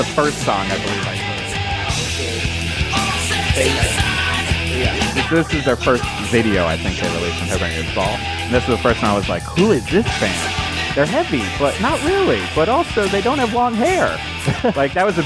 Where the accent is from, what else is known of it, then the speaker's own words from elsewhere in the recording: Connecticut, United States; growing up in Connecticut